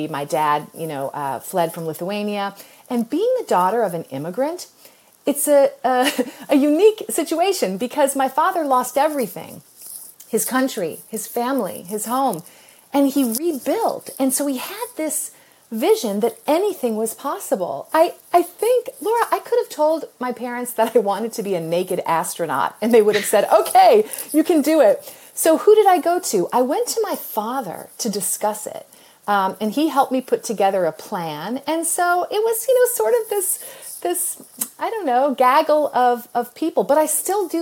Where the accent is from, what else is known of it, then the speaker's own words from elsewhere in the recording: United States; I'm an American